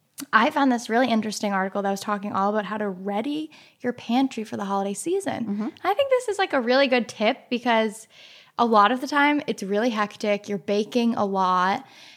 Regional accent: Boston, Massachusetts, United States; accent: Boston; Yeah, it's my like Boston accent.

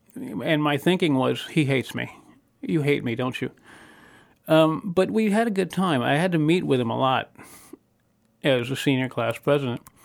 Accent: New York, United States; moved away as an adult; also born or lived in Baltimore; I was born in Baltimore, but I grew up in New York

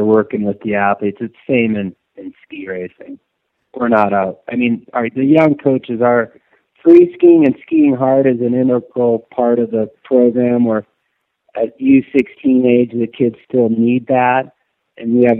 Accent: Steamboat Springs, Colorado, United States; also born or lived in Boulder, Colorado; I'm from Steamboat Springs, Colorado

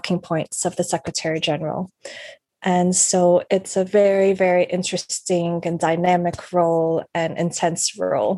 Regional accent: Canada; I was born and raised in Canada

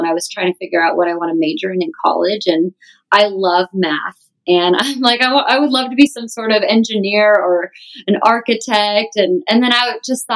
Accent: Arizona, United States; now in Nashville, United States; I'm from Arizona where we don't do it at all

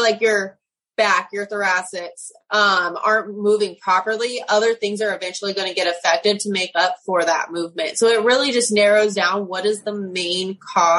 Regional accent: United States; now in Clinton, United States; I'm originally from the California, Arizona border and Nevada

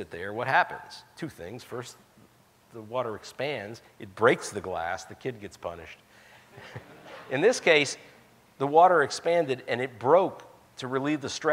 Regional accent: Colorado, United States; my home state of Colorado

